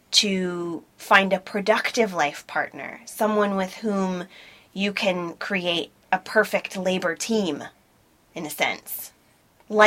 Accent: United States; moved away as an adult; now in United Kingdom; I'm an American citizen

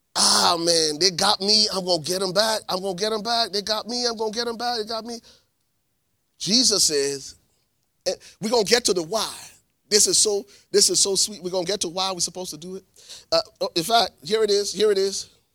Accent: Liberia; now in United States; I'm from Liberia. I've lived here in the States for twenty, twenty, ninety-three, twenty-six years

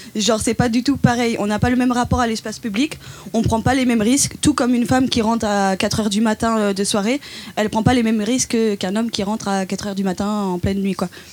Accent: Dijon, Bourgogne-Franche-Comté, France; je viens de Dijon

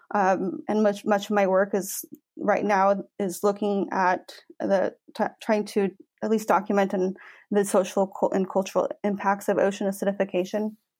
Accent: Washington, United States; I grew up in Washington State

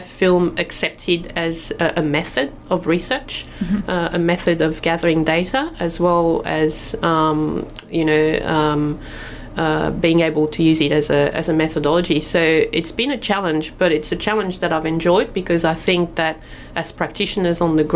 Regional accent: France; moved away as an adult; also born or lived in Tweed, Australia; now in Australia; I came to Australia from France. I was French. I came to Australia when I was 22

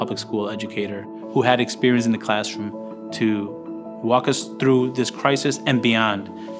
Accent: Meriden, Connecticut, United States; I was born in Yale Acres Housing Project.

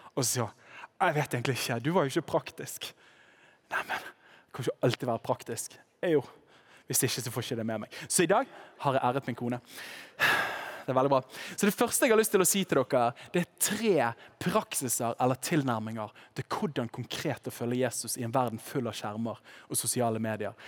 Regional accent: Western Norway, Norway; Nå kommer jeg fra Vestlandet

